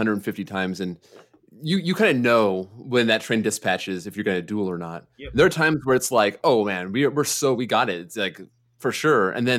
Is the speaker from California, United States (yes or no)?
yes; Southern California, United States; moved away; Well, I'm originally from Southern California